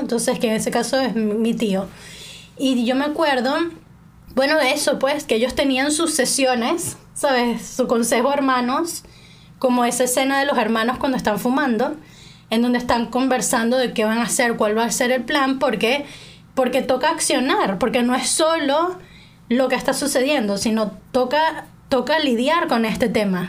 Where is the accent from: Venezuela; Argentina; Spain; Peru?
Venezuela; moved away as an adult; now in England; en Venezuela a mí todo el mundo me ha dicho China toda mi vida